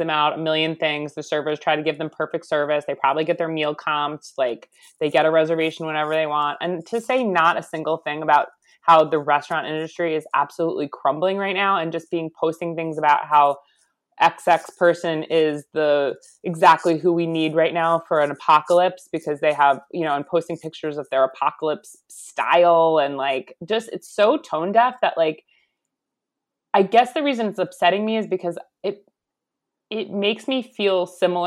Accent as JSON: {"language": "English", "area": "Long Island", "region": "New York", "country": "United States", "said": "I'm from Long Island."}